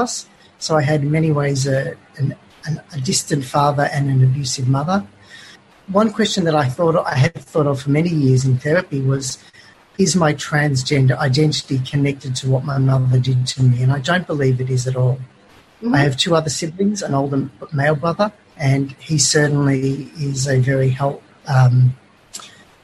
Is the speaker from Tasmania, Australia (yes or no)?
no; Melbourne, Victoria, Australia; I was born in Melbourne, in Glen Waverley, an outer southeastern suburb, and raised yeah. there.